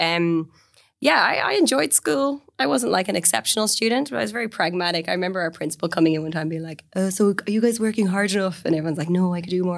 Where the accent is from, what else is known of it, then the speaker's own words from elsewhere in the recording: Galway, Connacht, Ireland; also born or lived in London; I raised in Galway on the west coast of Ireland.